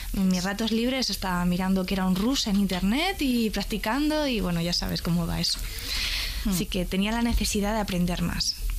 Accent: Madrid, Community of Madrid, Spain; Soy madrileña

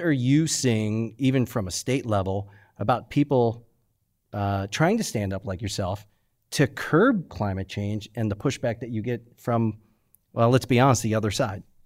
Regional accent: United States; I'm an American.

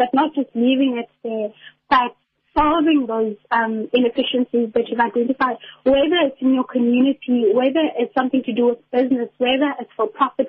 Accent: Port Elizabeth, Eastern Cape, South Africa; I'm studying at NMMU. I'm from Port Elizabeth.

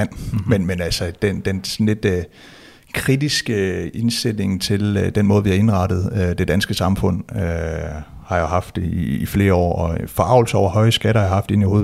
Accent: West Jutland, Denmark; jeg identificerer mig som, som dansker, som vestjyde, vil jeg må, måske endda sige

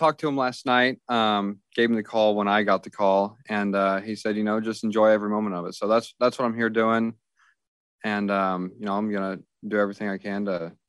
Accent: Kansas City, United States; My family's from, I'm from Kansas City. I went to school a little bit south of Joplin.

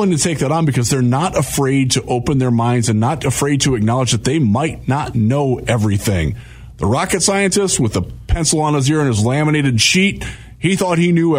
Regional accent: Ohio, United States; I grew up in Ohio.

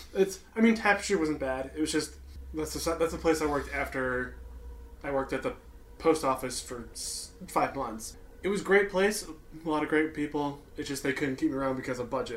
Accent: Chicagoland area, Illinois, United States; now in St. Louis, United States

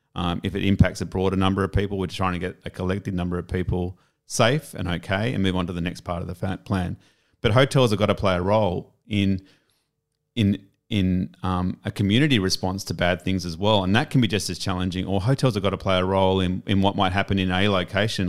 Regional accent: Sydney, New South Wales, Australia; moved away as an adult; also born or lived in Palm Cove / Perth / Melbourne / Japan; back to my hometown of Sydney

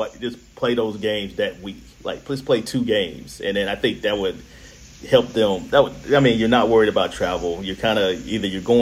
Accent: North Carolina, United States; growing up in North Carolina, just watching the tournament for years

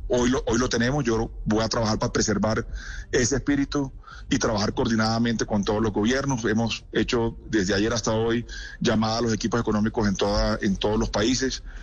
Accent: Colombia; fui presentado como, como candidato colombiano

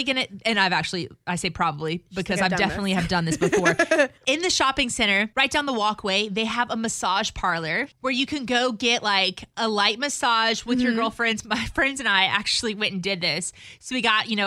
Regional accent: Cajun, Louisiana, United States; now in Houston, United States; as a Cajun myself

